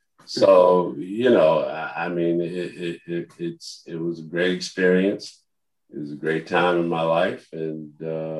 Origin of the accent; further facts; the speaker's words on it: Mount Vernon, New York, United States; also born or lived in Harlem, New York City; we moved out of Harlem when I was 7 years old to a place called Mount Vernon, New York. We grew up in Mount Vernon.